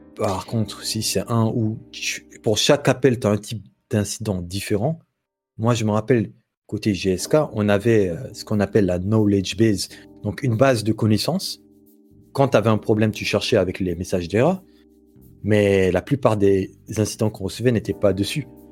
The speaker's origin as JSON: {"language": "French", "country": "Guinea", "tie": "born or raised there", "moved": "as an adult", "lives_now": "Morocco", "said": "j'ai grandi en Guinée et en 2016, fin 2016, je suis venu au Maroc pour finir mes études"}